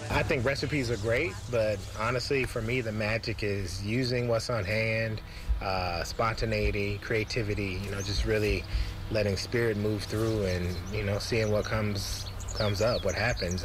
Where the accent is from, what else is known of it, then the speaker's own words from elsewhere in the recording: Memphis, Tennessee, United States; now in Oakland, United States; I grew up in Memphis, Tennessee